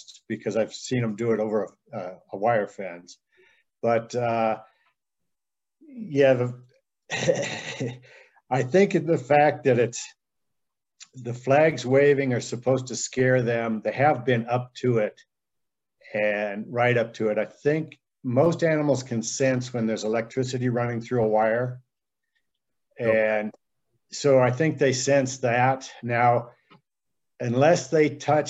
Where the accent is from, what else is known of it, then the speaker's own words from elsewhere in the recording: Steamboat Springs, Colorado, United States; now in Walden, United States; I'm from Steamboat Springs originally